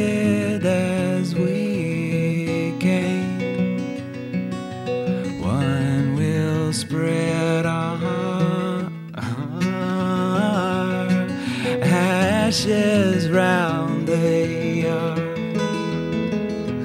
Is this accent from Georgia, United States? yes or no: no; South Carolina, United States; I grew up in South Carolina